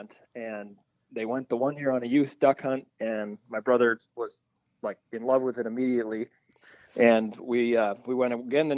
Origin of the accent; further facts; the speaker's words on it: Sioux Falls, South Dakota, United States; moved away as an adult; I grew up in Sioux Falls, South Dakota